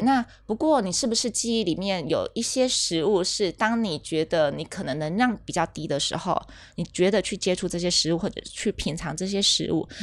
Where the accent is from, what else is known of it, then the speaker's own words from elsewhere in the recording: rural Kaohsiung, Taiwan; 我们乡下，高雄乡下地方就吃